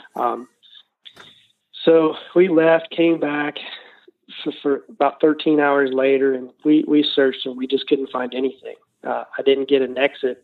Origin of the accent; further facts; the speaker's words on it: Southern Ohio, United States; we're from Southern Ohio